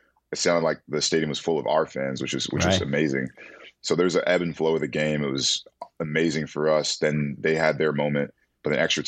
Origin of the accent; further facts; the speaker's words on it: Atlanta, Georgia, United States; I was from Atlanta